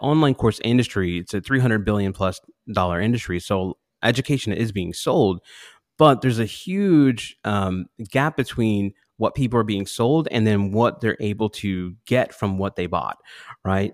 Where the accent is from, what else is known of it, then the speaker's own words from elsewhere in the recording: Pittsburgh, Pennsylvania, United States; when I was about six years old, I grew up in Pittsburgh.